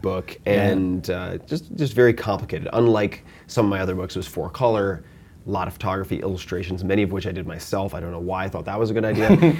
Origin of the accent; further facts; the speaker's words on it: Long Island, New York, United States; I'm from Long Island